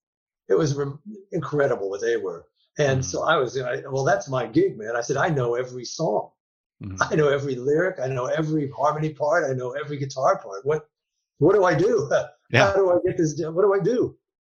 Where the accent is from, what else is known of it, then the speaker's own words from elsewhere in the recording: New York, United States; I'm a New Yorker.